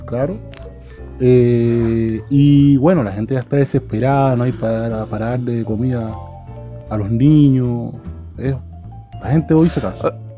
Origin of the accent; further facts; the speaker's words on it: Cuba; como cubanos